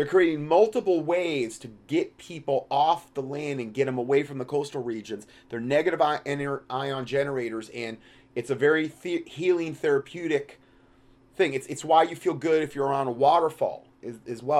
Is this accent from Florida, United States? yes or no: yes; Fort Myers, Florida, United States; also born or lived in Salem, Ohio; I grew up in Fort Myers, Florida.